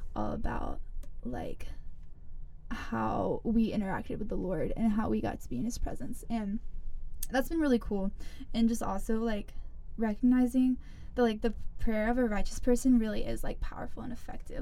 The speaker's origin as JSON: {"language": "English", "town": "Greenville", "region": "South Carolina", "country": "United States", "said": "I'm from Greenville. Went to Eastside, like most of the people here"}